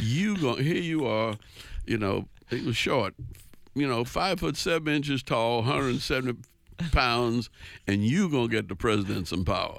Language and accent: English; New Orleans, Louisiana, United States; moved away as an adult; also born or lived in Washington, D.C. / Connecticut / Georgia; I was born in New Orleans, right downtown, right, right, one block off Canal Street